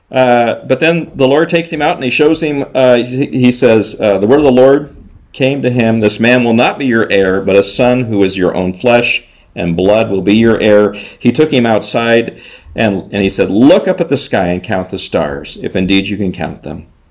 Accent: Southern California, United States; moved away as an adult; also born or lived in Czech Republic; I grew up in Southern California, uh, close to the ocean

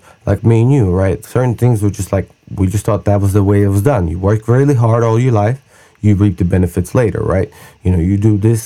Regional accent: Russia; now in United States; I grew up in Russia.

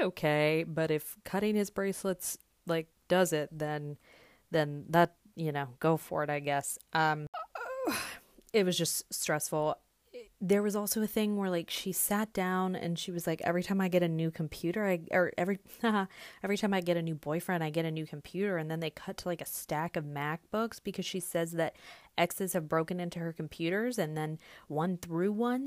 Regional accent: the South, United States; I'm a Southerner.

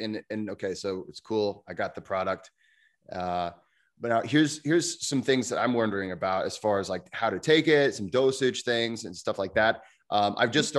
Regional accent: United States; I'm an American

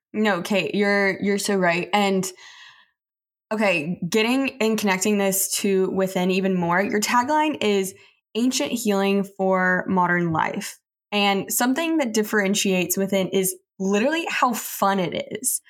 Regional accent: Texas, United States; I'm from Texas

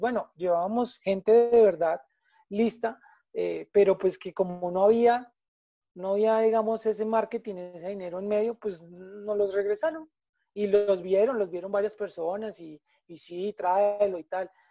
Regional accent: Colombia; como colombianos

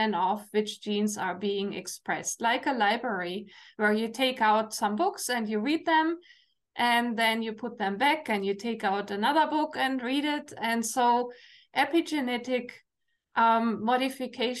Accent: Germany; English is a second language; now in Canada; you hear my accent, I'm from Germany

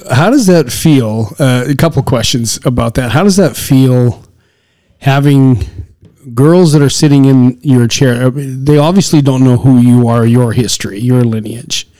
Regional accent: Canadian Prairies, Canada; moved away as an adult; also born or lived in the desert (US Southwest); You and I were raised in the on the Canadian prairie 40 below winters

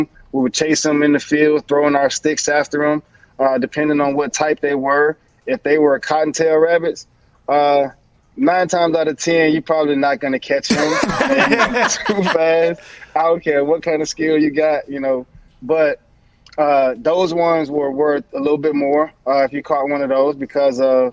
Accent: Belle Glade, Florida, United States; Belgrade, Florida

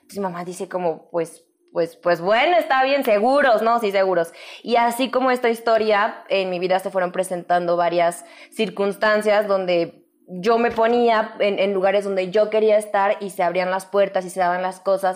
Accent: León, Guanajuato, Mexico; moved away as an adult; now in Mexico City, Mexico; ya vine del León con todas mis chivas y aquí estoy

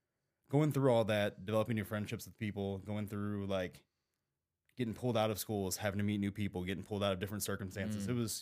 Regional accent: Afton, Missouri, United States; So I grew up in South County, Missouri.

